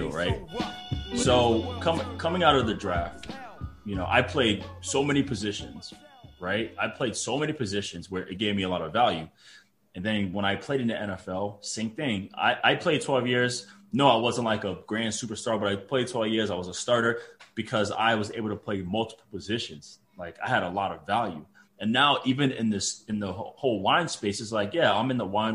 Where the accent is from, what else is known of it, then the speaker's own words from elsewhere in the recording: Providence, Rhode Island, United States; also born or lived in Boston; I'm from Providence, Rhode Island, man. That's where I'm from, born and raised, went to school in Boston.